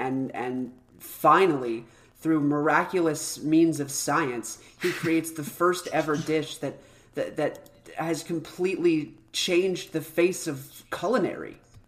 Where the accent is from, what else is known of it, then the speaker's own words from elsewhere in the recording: United States; In America.